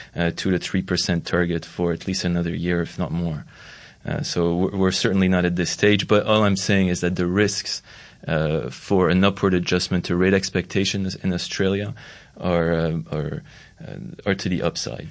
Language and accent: English; Montreal, Quebec, Canada; Montreal, for instance, my hometown